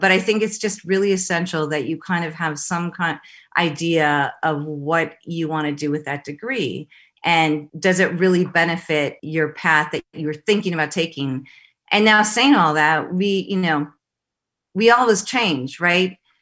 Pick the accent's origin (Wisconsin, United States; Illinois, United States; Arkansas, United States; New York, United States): Wisconsin, United States; Madison; also born or lived in Los Angeles; I grew up in Madison. My family lived in Los Angeles, then moved back to Wisconsin